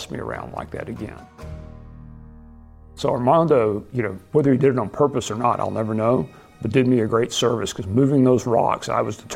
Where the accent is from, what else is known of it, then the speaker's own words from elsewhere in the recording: Abilene, Texas, United States; I was born and raised in Abilene, Texas, a small town of 100,000 people out in West Central Texas